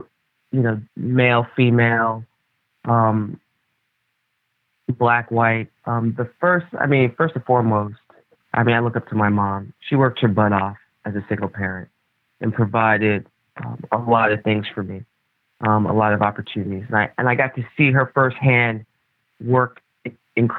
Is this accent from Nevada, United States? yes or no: no; New York City, New York, United States; I was born and raised in the Bronx